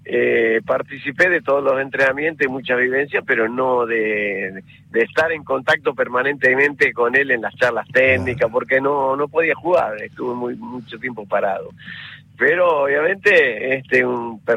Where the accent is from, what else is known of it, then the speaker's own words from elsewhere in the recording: Serodino, Santa Fe, Argentina; also born or lived in Rosario; De Cerodino soy